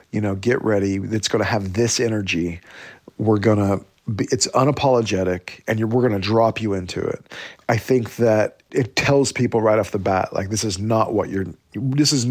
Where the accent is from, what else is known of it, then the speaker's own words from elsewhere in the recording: Oklahoma, United States; so you grow up different when you're in Oklahoma as a Native kid.